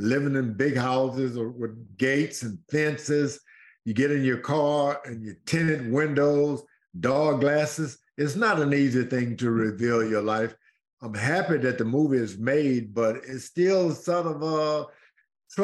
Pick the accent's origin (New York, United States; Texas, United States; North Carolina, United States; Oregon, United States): Texas, United States; Houston; I was brought up in Houston. My mom moved here from East Texas. I was just a baby, maybe 6 months or less